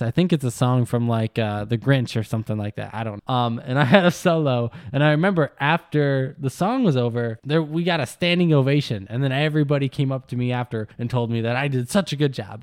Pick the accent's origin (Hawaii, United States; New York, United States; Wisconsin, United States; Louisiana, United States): Wisconsin, United States; I grew up in Wisconsin